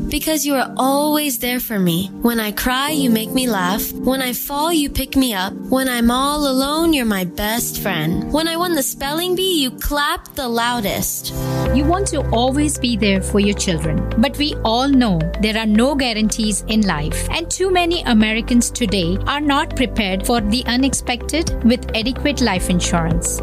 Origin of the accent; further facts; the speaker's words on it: India; moved away as an adult; now in Minneapolis, United States; Growing up in India